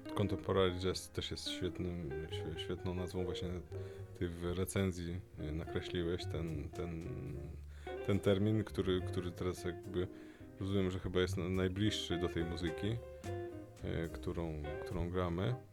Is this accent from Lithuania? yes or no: yes; Lithuania; moved away as an adult; also born or lived in Vilnius, Lithuania; now in Poland; urodziłem się na Litwie polskiej rodzinie w języku polskim, mm, później liceum muzyczne w języku litewskim i studia w Polsce.